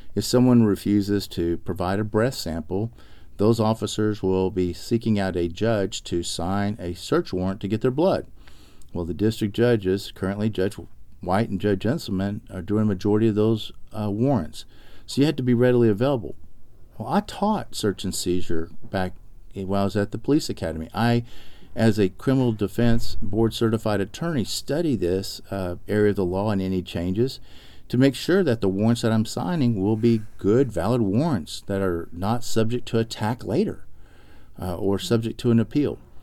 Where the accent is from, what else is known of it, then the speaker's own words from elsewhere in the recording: Arlington, Texas, United States; also born or lived in Austin, Texas; I grew up actually in Arlington, Texas